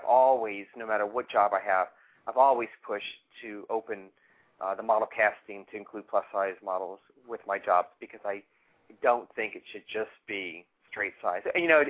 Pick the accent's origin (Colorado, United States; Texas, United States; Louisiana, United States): Louisiana, United States; New Orleans; And I'm also from New Orleans